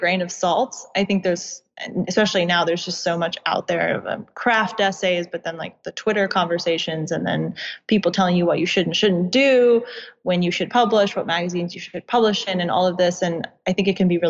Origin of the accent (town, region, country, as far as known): suburbs of DC, Virginia, United States; born or raised there